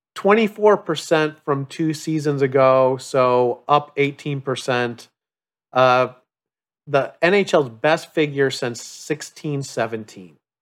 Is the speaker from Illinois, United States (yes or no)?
yes; Chicago, Illinois, United States; growing up in the Upper Midwest in Chicago